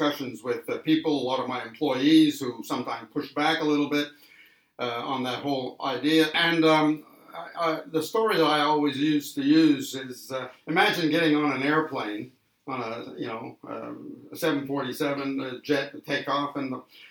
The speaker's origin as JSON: {"language": "English", "country": "Canada", "tie": "born or raised there", "moved": "yes", "lives_now": "Australia", "said": "I was born in Canada and came to Australia many, many years ago, way back in the early 80s"}